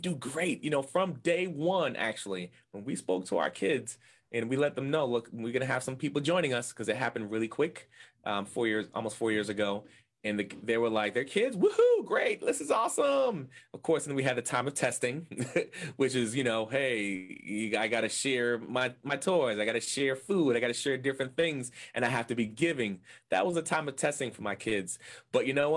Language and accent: English; Boston, Massachusetts, United States; I am from Boston, Massachusetts, in the States, and I love it here. I grew up, born and raised in Boston, Massachusetts